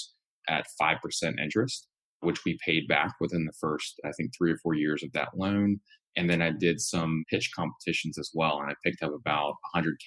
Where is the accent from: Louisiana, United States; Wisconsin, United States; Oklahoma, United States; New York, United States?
Louisiana, United States; moved away; my home state of Louisiana